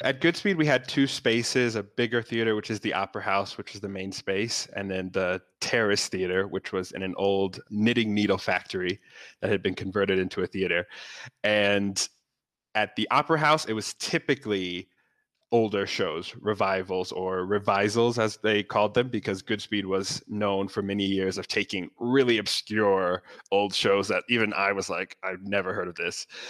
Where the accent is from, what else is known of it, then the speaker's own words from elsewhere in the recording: Northern Virginia, United States; now in New York, United States; I grew up in Northern Virginia, really close to Washington, D.C.